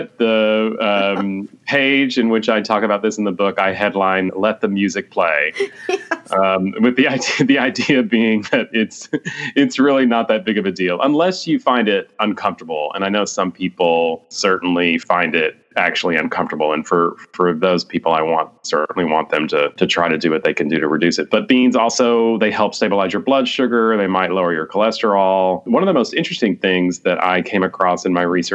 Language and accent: English; Texas, United States; now in Washington, D.C., United States; I am a Texan